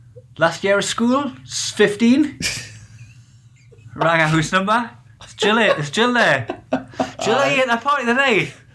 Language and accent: English; Newcastle, North East England, United Kingdom; I support Newcastle, I'm a Geordie.